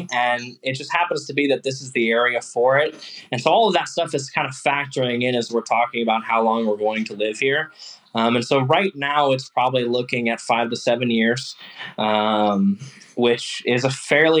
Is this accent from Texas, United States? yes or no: yes; Texas, United States; now in Baltimore, United States; So I am from Texas, and I will get back to Texas. And I've been slowly wearing my wife down to move back to Texas.